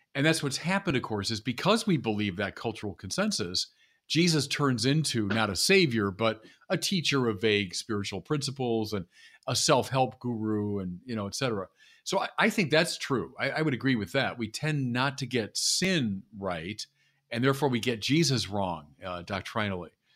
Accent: Chicago, Illinois, United States; moved away; I'm from Chicago

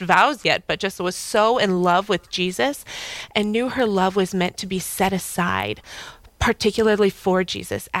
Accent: Fargo, North Dakota, United States; moved away as an adult; also born or lived in Moorhead, Minnesota / Manhattan, New York; now in New York, United States; I'm originally from Fargo. I grew up here.

